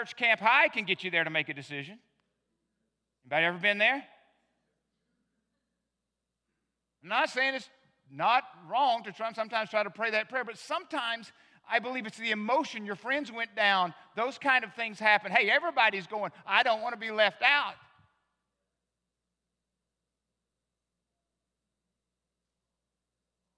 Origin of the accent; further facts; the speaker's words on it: the South, United States; moved away; I was born in the South, became a Christian in the South, I was saved in the Baptist church